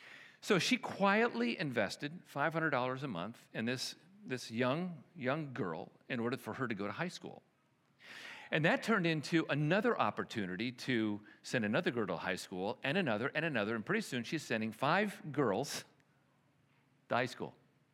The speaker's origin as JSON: {"language": "English", "town": "Chicago", "region": "Illinois", "country": "United States", "tie": "born or raised there", "also_born_or_lived": "Milwaukee / New York", "said": "You know, here I grew up in Chicago and Milwaukee and New York, and this was something we dealt with all the time."}